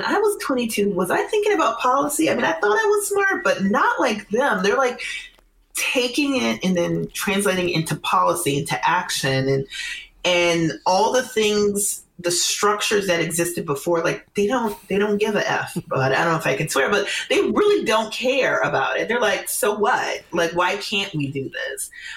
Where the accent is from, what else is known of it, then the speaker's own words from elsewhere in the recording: Minneapolis, Minnesota, United States; I grew up there in the 90s, primarily the 80s and 90s